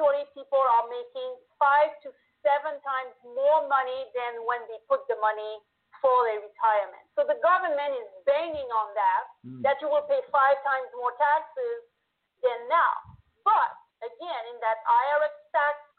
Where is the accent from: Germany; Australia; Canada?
Canada; accent: French-Canadian; now in United States; I'm French-Canadian, so I was in Canada